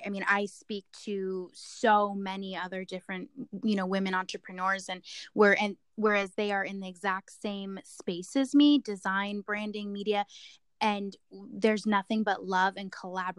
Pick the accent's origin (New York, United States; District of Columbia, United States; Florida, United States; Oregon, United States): Oregon, United States; Portland; I'm from Portland